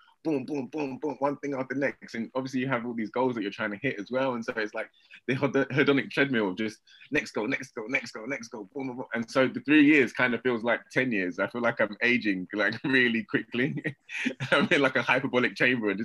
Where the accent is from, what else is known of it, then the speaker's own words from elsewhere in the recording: United Kingdom; also born or lived in Hungary; I'm part Hungarian as well as I am British